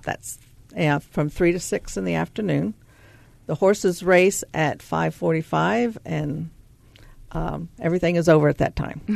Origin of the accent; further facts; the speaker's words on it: the South, United States; now in Minnesota, United States; I'm from the South, and you'll hear that in my voice